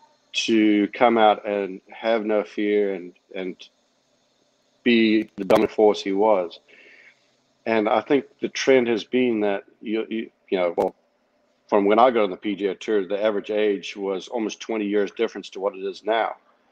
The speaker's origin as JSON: {"language": "English", "country": "South Africa", "tie": "born or raised there", "moved": "as an adult", "said": "when I grew up in South Africa, the education system was unparalleled."}